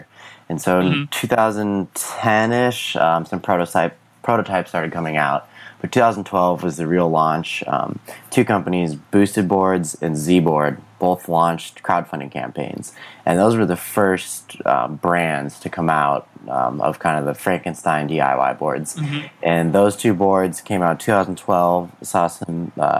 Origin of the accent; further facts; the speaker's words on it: Minnesota, United States; moved away as an adult; now in San Diego, United States; I grew up in Minnesota